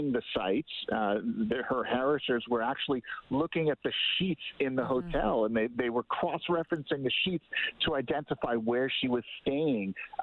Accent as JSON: {"language": "English", "country": "Canada", "said": "as a Canadian"}